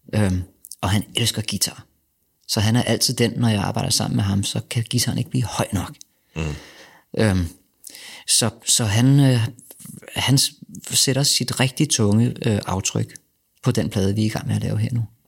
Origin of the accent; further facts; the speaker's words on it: Denmark; also born or lived in Vesterbro, Copenhagen; som dansker